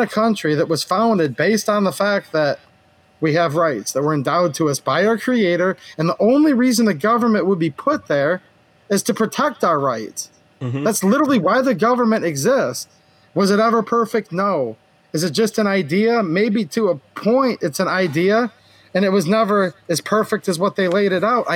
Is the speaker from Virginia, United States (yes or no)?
no; Michigan, United States; I was born here in Michigan, never left.